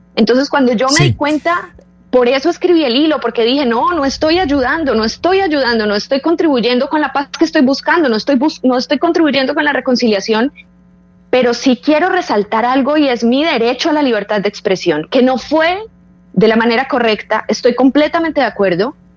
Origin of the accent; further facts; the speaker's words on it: Colombia; yo quiero tener una vida en Colombia, yo quisiera poder estar tranquila en mi país